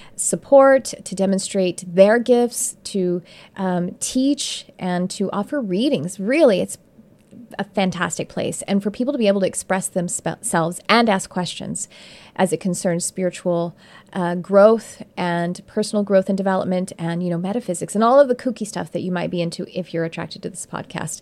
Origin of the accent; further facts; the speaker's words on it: Texas, United States; moved away; I'm from Texas